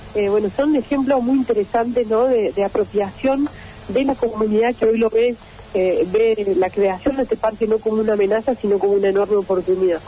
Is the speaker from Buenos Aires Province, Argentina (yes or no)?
no; Córdoba, Argentina; nuestra provincia